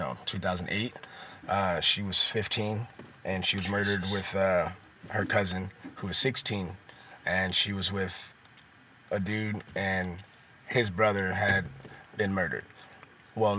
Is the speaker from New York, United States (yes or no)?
no; Oakland, California, United States; I grew up in East Oakland